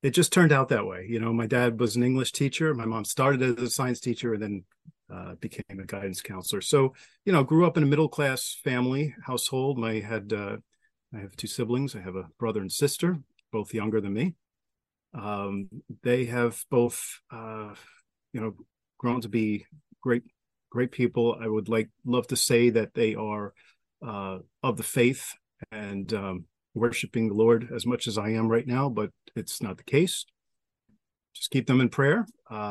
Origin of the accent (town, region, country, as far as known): Long Island, New York, United States; born or raised there